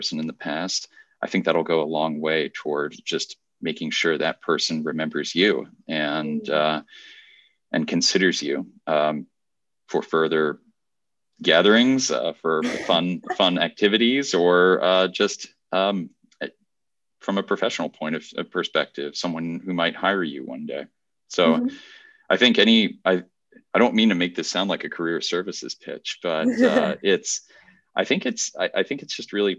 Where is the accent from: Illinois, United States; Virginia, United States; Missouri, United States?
Virginia, United States; I actually competed in the Virginia State Geography Bee